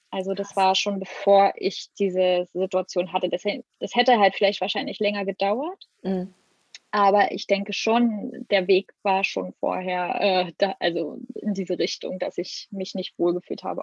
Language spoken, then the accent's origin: German; Brandenburg, Germany; Die leben in Brandenburg in der Nähe von Berlin. Die haben dort ein Haus und einen Garten, wo ich aufgewachsen bin.